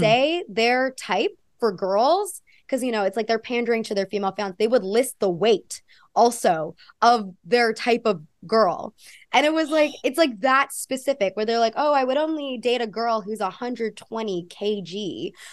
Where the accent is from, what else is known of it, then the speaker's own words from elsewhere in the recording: United States; accent: American; also born or lived in Australia; now in New York, United States; I grew up in a very white community too